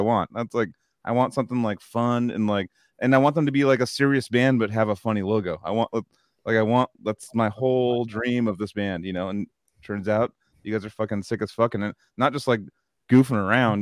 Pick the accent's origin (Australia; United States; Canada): Australia; being Australian. People are like, oh, whoa, your accent's very uh, different.